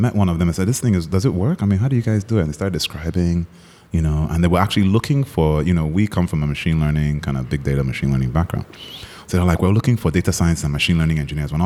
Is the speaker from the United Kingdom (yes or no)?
no; Nigeria; moved away as an adult; also born or lived in United States; we're both Nigerian